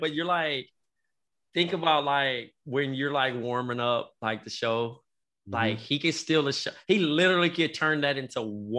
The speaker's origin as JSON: {"language": "English", "town": "Compton", "region": "California", "country": "United States", "moved": "yes", "lives_now": "New York, United States", "said": "I'm from Compton"}